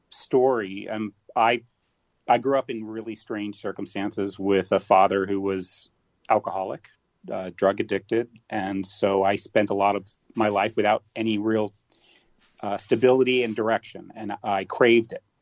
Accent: Torrance, California, United States; also born or lived in Florida / Arizona / New York; I was born in Southern California. Um, I moved around the country a little bit growing up, lived in Florida and Arizona and New York a little bit. And then uh, when I graduated graduating high school in Torrance, California

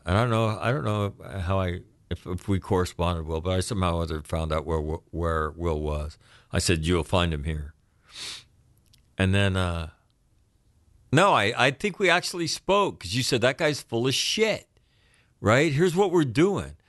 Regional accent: United States; as an American kid

